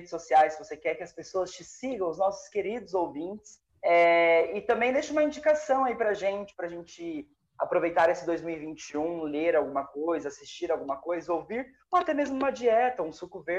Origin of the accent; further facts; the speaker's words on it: Brazil; Eu sou brasileira. Eu sou brasileiro.